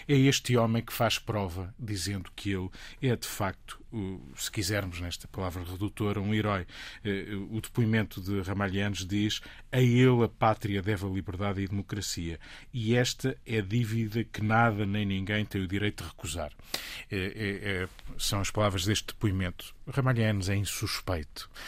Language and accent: Portuguese; Portugal; Eu, enquanto português